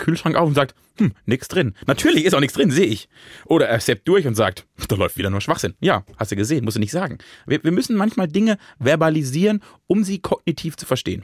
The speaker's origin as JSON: {"language": "German", "country": "Germany", "tie": "born or raised there", "said": "Ich bin ja am Rhein aufgewachsen"}